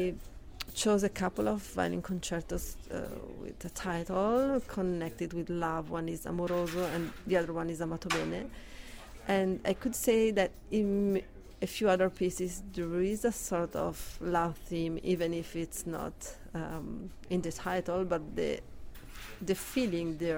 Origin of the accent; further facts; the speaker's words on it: Italy; moved away as an adult; now in Canada; I'm coming from Italy